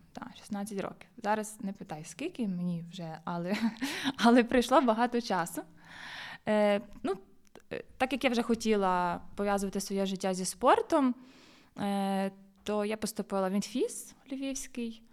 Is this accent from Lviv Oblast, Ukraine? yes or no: yes; Busk, Lviv Oblast, Ukraine; в Бузькій дитячо-юнацькій спортивній школі, звідки я родом